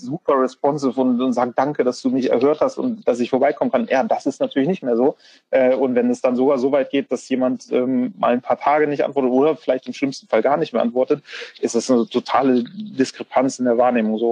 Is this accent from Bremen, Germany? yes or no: yes; Bremen, Germany; ich bin gebürtiger Bremer